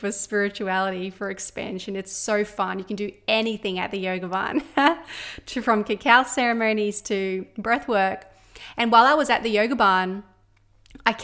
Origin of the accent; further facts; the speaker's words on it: Australia; my hometown, my small little mining town here in Australia